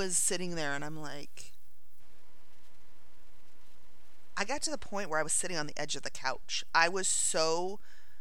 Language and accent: English; northern Indiana, United States; moved away; I grew up in the Midwest. I grew up in northern Indiana